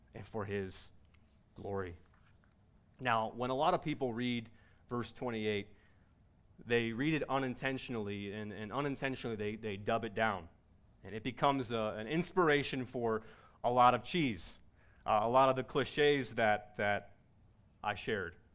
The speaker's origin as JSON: {"language": "English", "town": "Cincinnati", "region": "Ohio", "country": "United States", "tie": "born or raised there", "said": "I was born in Cincinnati, Ohio"}